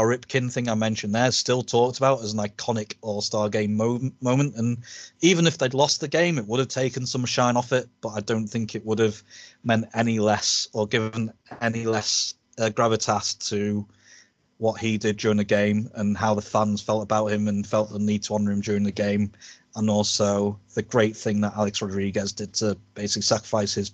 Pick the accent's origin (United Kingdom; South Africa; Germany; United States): United Kingdom; as British baseball fans